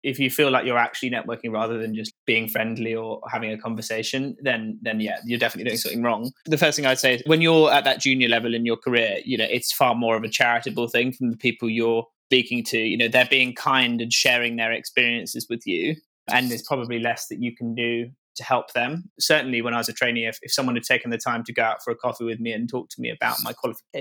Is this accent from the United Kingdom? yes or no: yes; Norfolk, East of England, United Kingdom; I grew up in Norfolk, fairly rural